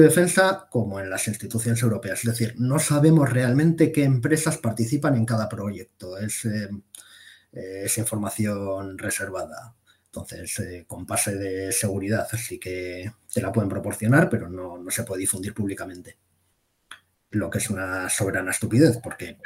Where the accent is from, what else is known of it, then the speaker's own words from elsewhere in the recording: Basque Country, Spain; yo soy vasco